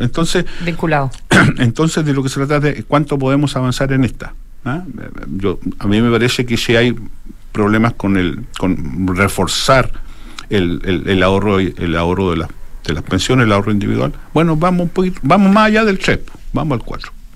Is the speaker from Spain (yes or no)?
no; Chile; yo soy más chileno